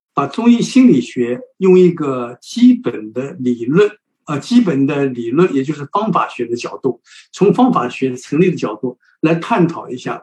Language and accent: Chinese; China; 我们中国人